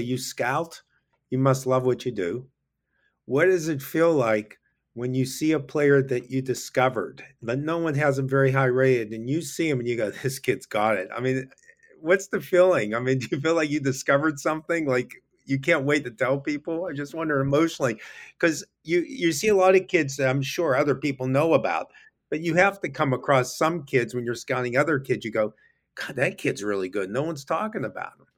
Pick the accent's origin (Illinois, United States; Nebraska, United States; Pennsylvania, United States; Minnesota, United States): Pennsylvania, United States; Pittsburgh; I'm from Pittsburgh.